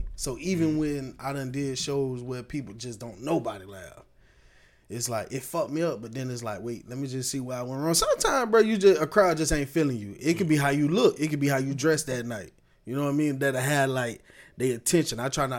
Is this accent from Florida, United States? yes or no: yes; Tampa, Florida, United States; also born or lived in Miami; I was born in Miami. I was raised in Tampa. We moved up here after Hurricane Andrew tore that shit up down there in the early 90s. So I always say, you know, I'm from Tampa. This is what I know.